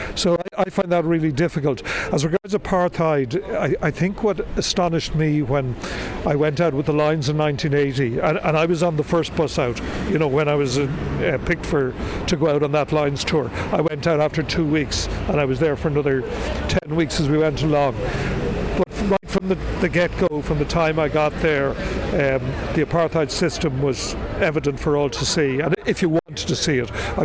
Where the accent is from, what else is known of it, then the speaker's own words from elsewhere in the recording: Dublin, Leinster, Ireland; also born or lived in Leeds; I was born here in Dublin, but we lived our early years in Leeds, and he died when I was very young.